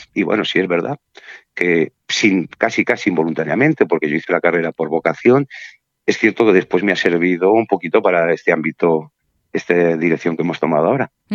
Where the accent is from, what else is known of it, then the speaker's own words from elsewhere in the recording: Burgos, Castile and León, Spain; moved away as an adult; also born or lived in Mallorca; now in Palma, Spain; yo soy de Burgos y me tuve que venir en el año 93, el 4 de enero del 93, que fue la fecha en que tomé posesión en plenas Navidades, solo a Mallorca